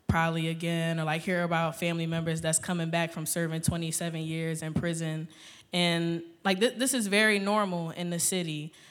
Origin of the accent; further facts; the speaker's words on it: Philadelphia, Pennsylvania, United States; I'm from North Philadelphia.